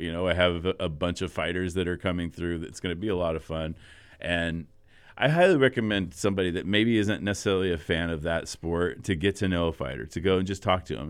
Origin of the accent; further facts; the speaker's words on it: United States; as an American